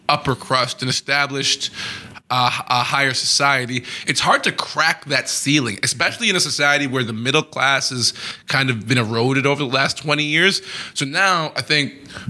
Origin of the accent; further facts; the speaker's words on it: Trinidad & Tobago; also born or lived in New York City; now in Toronto, Canada; I was born in Trinidad and Tobago.